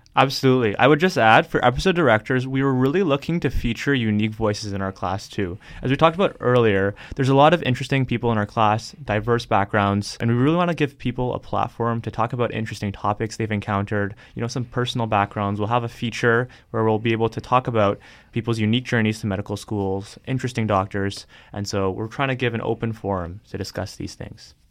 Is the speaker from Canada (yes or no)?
yes; Toronto, Ontario, Canada; moved away as an adult; now in Hamilton, Canada; I grew up in Toronto